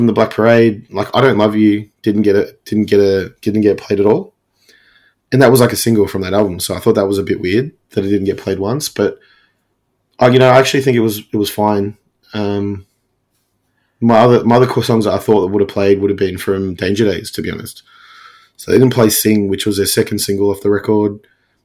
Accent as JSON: {"language": "English", "town": "Melbourne", "region": "Victoria", "country": "Australia", "tie": "born or raised there", "said": "it was my hometown."}